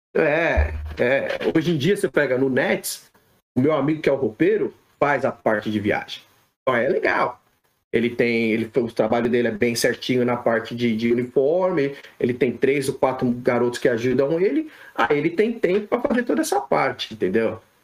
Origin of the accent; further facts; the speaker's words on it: São Paulo, Brazil; moved away as an adult; now in United States; brasileiro, nasci em São Paulo, criado em São Paulo